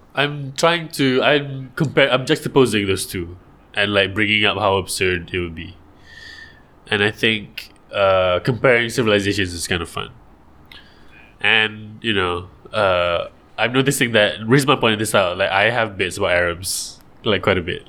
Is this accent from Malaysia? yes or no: yes; Malaysia; I'm Malaysian and we have so much water